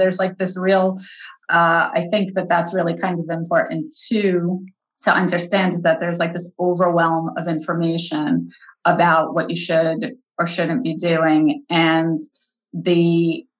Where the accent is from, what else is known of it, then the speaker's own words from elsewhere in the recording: New York, United States; I'm a New Yorker